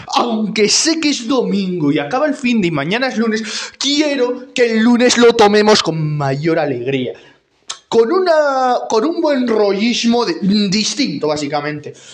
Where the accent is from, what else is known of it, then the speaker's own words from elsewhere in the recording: Tórtola de Henares, Castilla-La Mancha, Spain; en mi pueblo en Tortola de Henares